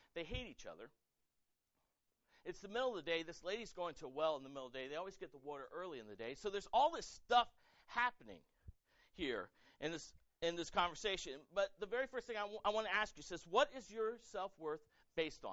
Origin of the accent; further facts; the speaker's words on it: United States; I'm proud to be American. I served in the military for 7 years. I love this country.